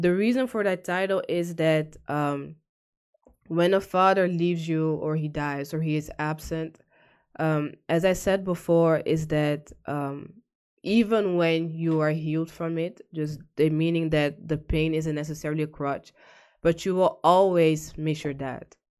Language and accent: English; The Hague, South Holland, Netherlands; moved away as an adult; now in Almere, Netherlands; I was born and raised in The Hague